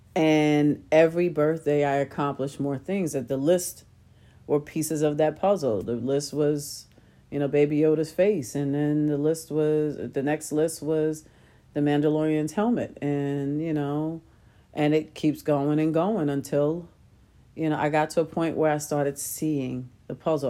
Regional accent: New York City, New York, United States; I grew up in Queens

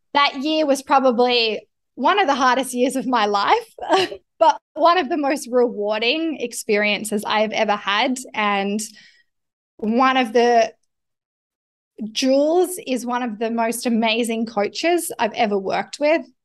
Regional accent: Canberra, New South Wales, Australia; I was born in Canberra

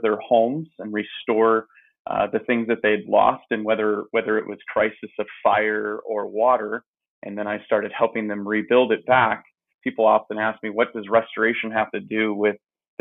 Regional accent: Phoenix, Arizona, United States; I grew up in Phoenix, Arizona, in the Maryvale area

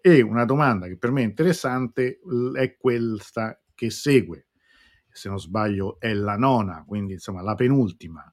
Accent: Rome, Lazio, Italy; da romano

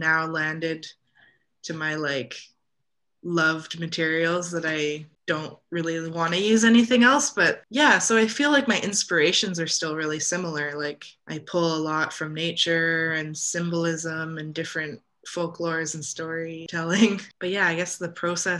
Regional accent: Canada; what I grew up with here in Canada

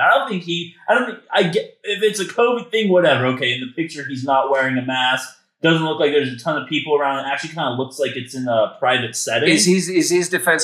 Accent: United States; I'm very good at being your American buffer

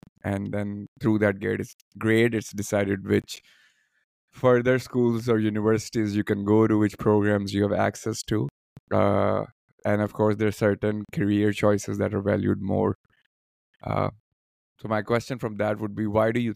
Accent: Pakistan; now in Warsaw, Poland; growing up in Pakistan

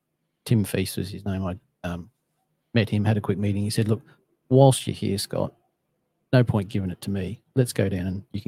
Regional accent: Australia; moved away as an adult; also born or lived in Sydney, Australia / Brisbane, Australia; being an Aussie

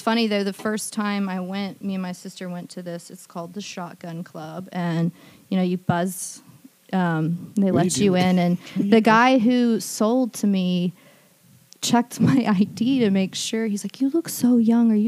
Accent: Huntsville, Alabama, United States; moved away as an adult; also born or lived in Brooklyn / Auburn; now in Birmingham, United States; I grew up in Huntsville, and then I moved to Brooklyn for a couple of years for architecture school

